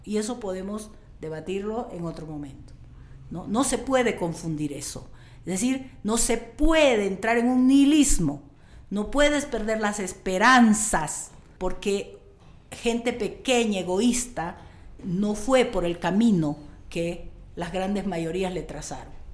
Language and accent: Spanish; Riberalta, Beni, Bolivia; me pusieron el nombre del hospital donde yo nací